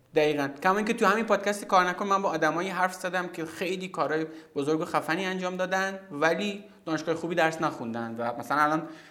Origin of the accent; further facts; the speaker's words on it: Zahedan, Sistan and Baluchestan, Iran; moved away as an adult; also born or lived in Zabol / Tehran; من که مثلا توی زاهدان به دنیا توی زابل به دنیا آمدم و بعد توی زاهدان بزرگ شدم